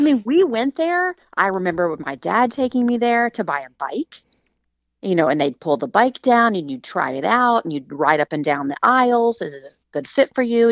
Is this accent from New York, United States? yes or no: no; Huntington, West Virginia, United States; I grew up in the Enslow Park neighborhood, and when I was old enough, I could walk to Heck's